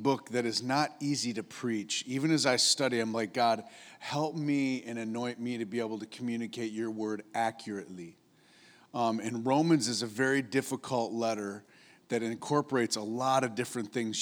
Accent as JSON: {"language": "English", "region": "upstate New York", "country": "United States", "tie": "born or raised there", "moved": "yes", "said": "I grew up in upstate New York"}